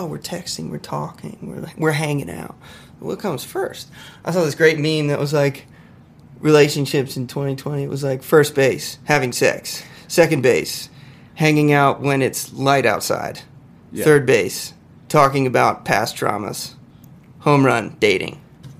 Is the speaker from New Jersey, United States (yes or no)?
no; Lynchburg, Virginia, United States; also born or lived in Charleston, United States; I grew up in Virginia, a town called Lynchburg, Virginia.